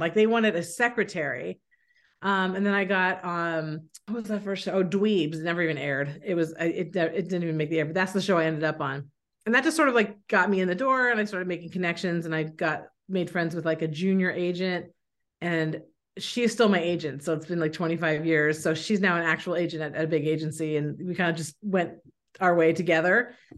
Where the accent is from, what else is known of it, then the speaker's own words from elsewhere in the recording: San Francisco, California, United States; moved away as an adult; also born or lived in San Diego; now in New England, United States; I'm from San Francisco